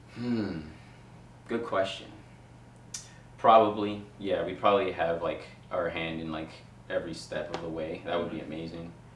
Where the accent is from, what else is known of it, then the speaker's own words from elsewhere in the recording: New York City, New York, United States; I'm from Queens, so like to be able to like actually make a difference for uh, like for the kids in the borough I grew up